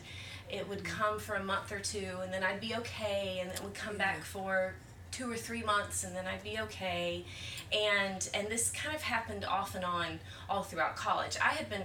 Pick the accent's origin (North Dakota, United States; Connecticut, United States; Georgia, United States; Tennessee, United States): Georgia, United States; Atlanta; also born or lived in Nashville; grew up, born and raised in Atlanta, in Metro Atlanta